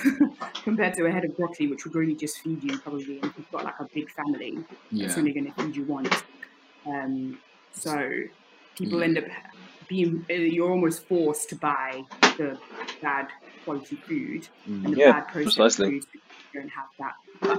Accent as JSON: {"language": "English", "town": "Leicester", "region": "East Midlands", "country": "United Kingdom", "tie": "born or raised there", "said": "yeah, I was going to say, because me growing up in Leicester, living in Leicester during my teenage years, I know it's not the size of like London"}